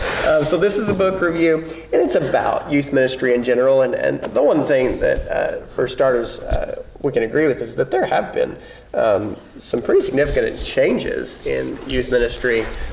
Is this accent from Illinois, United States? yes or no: yes; Southern Illinois, United States; I mean, Southern Illinois. I mean, it's a town of 9,000